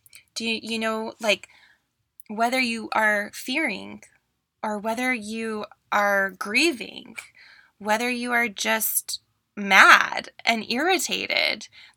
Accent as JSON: {"language": "English", "region": "California", "country": "United States", "also_born_or_lived": "Seattle", "lives_now": "Oregon, United States", "said": "Like, I came from California, moving from California to Seattle and then now to Oregon, and I just still miss those sunny SoCal days."}